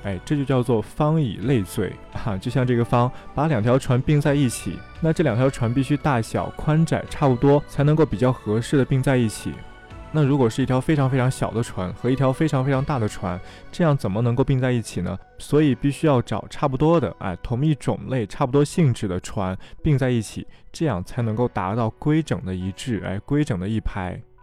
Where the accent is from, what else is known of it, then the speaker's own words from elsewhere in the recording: China; 我们中国十二个生肖